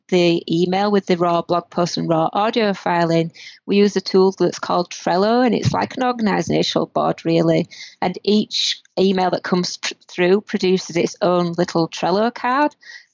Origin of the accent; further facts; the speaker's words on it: north of Britain, the north of England, United Kingdom; now in Canada; the north of Britain. If anybody has trouble understanding my accent